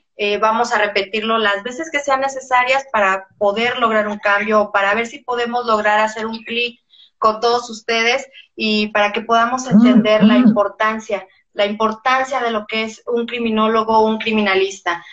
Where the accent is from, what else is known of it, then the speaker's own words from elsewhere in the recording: Mexico; en mi país